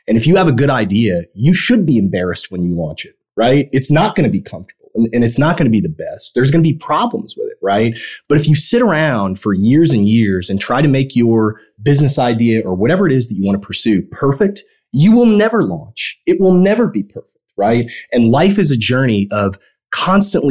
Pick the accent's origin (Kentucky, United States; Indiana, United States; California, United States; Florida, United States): Indiana, United States; Evansville; I grew up in Evansville, Indiana